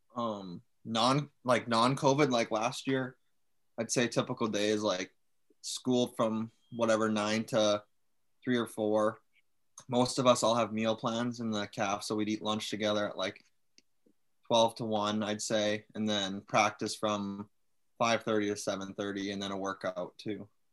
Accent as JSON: {"language": "English", "town": "Winnipeg", "region": "Manitoba", "country": "Canada", "tie": "born or raised there", "moved": "as an adult", "lives_now": "Superior, United States", "said": "Winnipeg, like my hometown"}